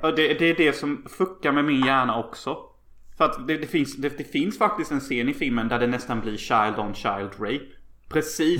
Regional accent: Unnaryd, Jönköping County, Sweden; now in Los Angeles, United States; alla mina grannar i Önneryd där jag kommer ifrån

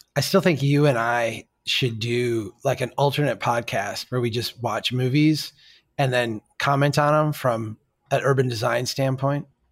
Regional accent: Minnesota, United States; I'm from Minnesota

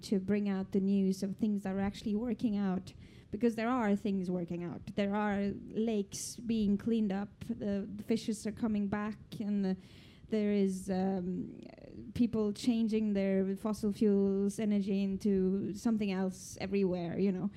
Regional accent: Norway; I come from Norway, you know, our biggest income is oil and gas

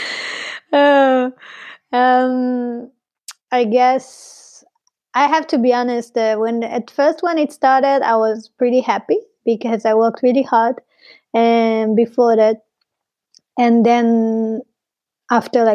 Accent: Arad, Southern District, Israel; English is a second language; moved away as an adult; now in Berlin, Germany; really reminded me my hometown. I'm from Arad. That it's a very small town in the desert of Israel-Palestine

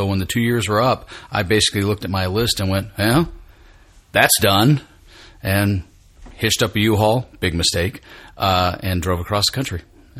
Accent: Tennessee, United States; moved away as an adult; also born or lived in Phoenix, Arizona / North Hollywood, California / Atlanta, Georgia; now in Los Angeles, United States; I grew up in Tennessee, but I wasn't born there. I was actually born in Phoenix.

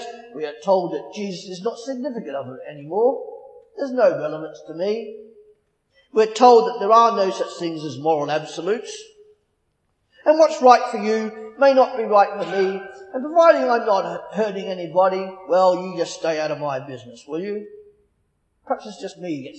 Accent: Australia; moved away as an adult; now in England; Growing up in Australia, I was raised by my parents

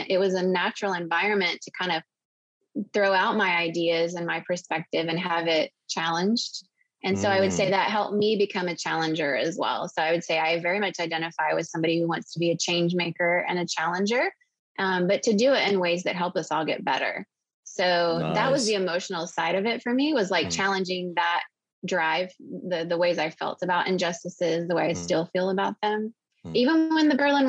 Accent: Venezuela; moved away; also born or lived in Costa Rica; I do very much identify with growing up in Venezuela, and that does feel like home to me in a lot of ways

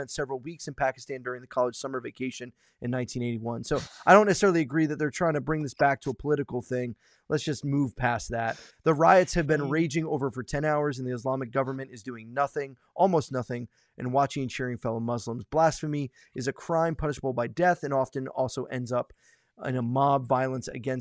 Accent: United States; we might have as American Christians

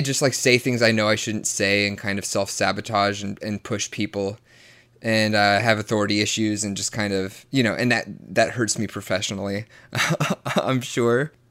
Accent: the Bible Belt, Southern United States, United States; born or raised there

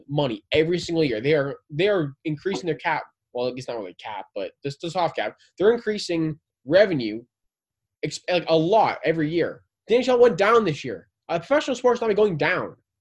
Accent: Southern Ontario, Canada; we're from Southern Ontario

